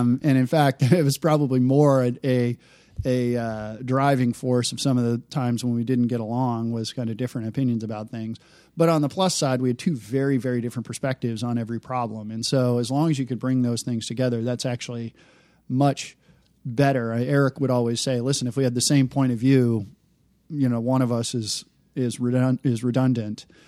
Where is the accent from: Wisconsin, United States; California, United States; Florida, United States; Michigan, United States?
Michigan, United States; Detroit; I grew up in the Detroit area.